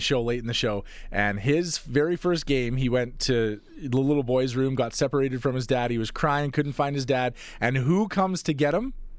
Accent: Calgary, Alberta, Canada; I grew up in Calgary.

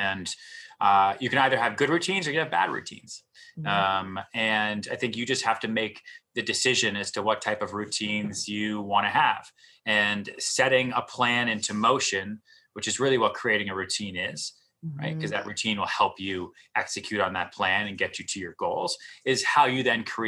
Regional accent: outside Boston, Massachusetts, United States; moved away as an adult; also born or lived in Texas; now in New York City, United States; I grew up outside Boston

